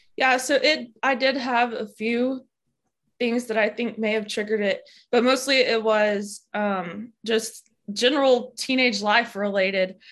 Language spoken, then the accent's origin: English; Alabama, United States; I grew up in Alabama and I still live in Alabama.